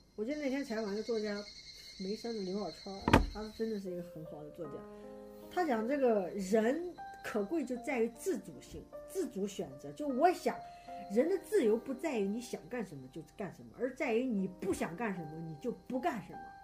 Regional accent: Henan, China; 我是河南人

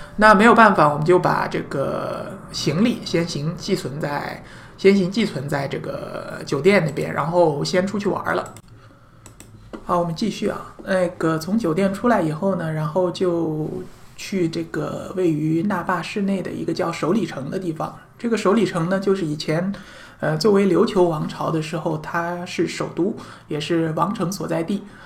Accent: China; 我们中国人

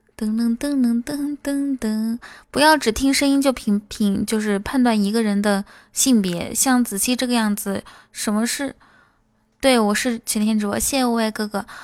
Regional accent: Inner Mongolia, China; 我内蒙古人

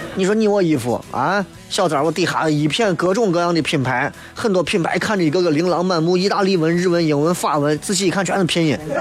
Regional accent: Shaanxi, China; 陕西话、陕西话、陕西方言，信安花，它都是我们所有陕西儿女的规宝

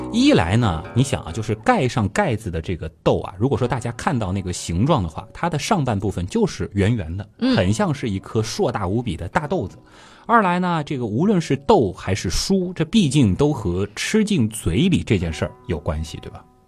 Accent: Shanghai, China; 我们从小生活在上海

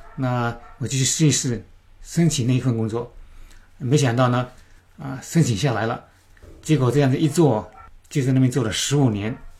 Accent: China; moved away as an adult; now in New Zealand; 我们中国人都比较喜欢买新的东西、新的房产

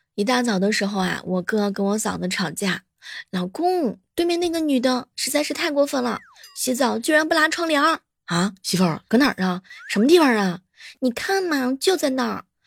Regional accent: Jiangsu, China; 我们江苏人

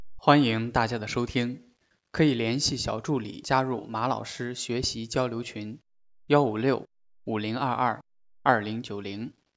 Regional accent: China; 我们中国人有一个心理，他不嫌事儿大

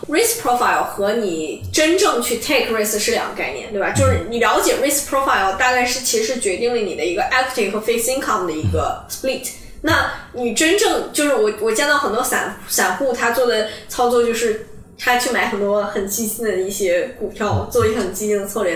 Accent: Dalian, Liaoning, China; moved away as an adult; also born or lived in Davis, United States / Boston, United States; now in Hong Kong; 我从小是出生在，出生长大在大连嘛，嗯。然后我们那边是以海鲜出名的

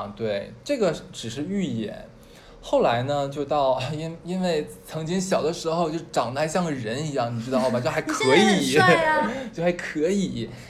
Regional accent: Harbin, Heilongjiang, China; 我跟另外一个跟我一起来从哈尔滨过来的

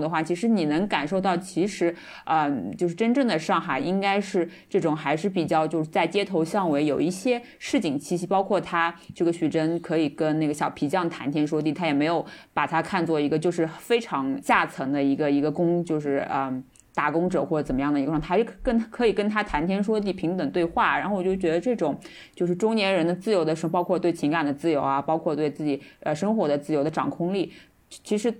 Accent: Shanghai, China; 就就我们上海人可能就或者说是我们年龄大一辈的人，他们看可能是看到很多是讲上海话，那么觉得很很有亲切感。

